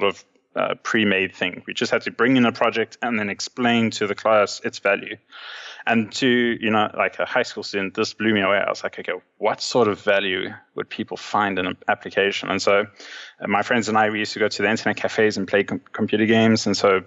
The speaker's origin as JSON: {"language": "English", "country": "South Africa", "tie": "born or raised there", "also_born_or_lived": "Johannesburg, South Africa", "lives_now": "Cape Town, South Africa", "said": "growing up in South Africa, we always were at one stage a few years behind everyone else."}